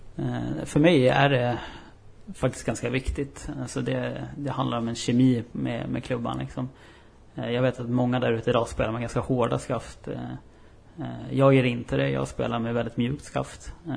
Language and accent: Swedish; Upplands Väsby, Stockholm County, Sweden; moved away as an adult; now in Umeå, Sweden; då flyttade jag hem och så gick jag ut gymnasiet i, i Väsby där jag kommer ifrån